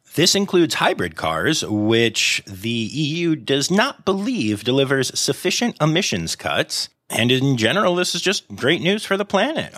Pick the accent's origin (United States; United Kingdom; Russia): United States